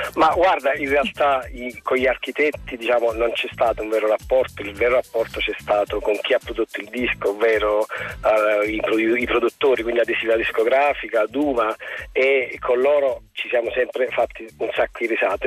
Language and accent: Italian; Naples, Campania, Italy; sono napoletano, e quindi quando poi mi vedo eh, capite, in pericolo esce fuori un po' tipo il napoletano